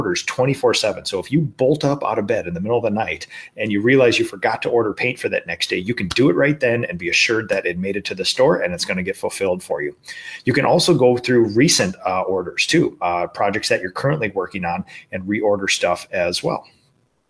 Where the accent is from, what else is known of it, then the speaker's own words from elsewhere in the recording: Minnesota, United States; in my home state at the Graco World headquarters